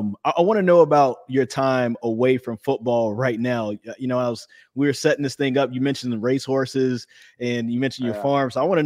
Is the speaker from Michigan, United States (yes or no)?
no; Greensboro, North Carolina, United States; I'm from Greensboro.